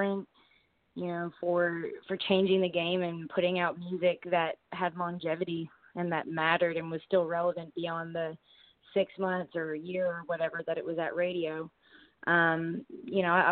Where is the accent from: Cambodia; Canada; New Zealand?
Canada; moved away as an adult; now in United States; being a Canadian, you know, and living in America now